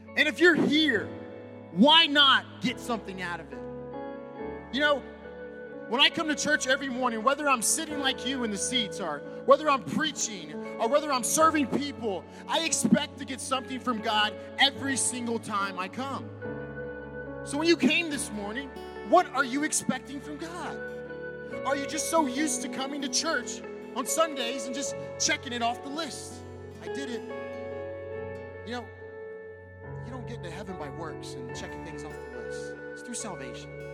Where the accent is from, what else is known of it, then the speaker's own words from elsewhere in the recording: California, United States; moved away as an adult; now in Santa Fe, United States; I'm from California. I, I used to go to the beach like every Monday.